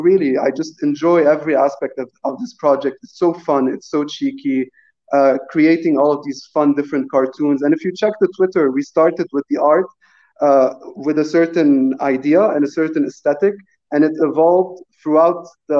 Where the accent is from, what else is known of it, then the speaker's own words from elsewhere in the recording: Lebanon; I'm also Lebanese and born and raised in Lebanon.